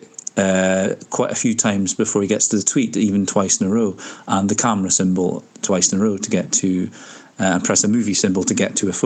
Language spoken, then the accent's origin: English; Scotland, United Kingdom; I'm from Scotland!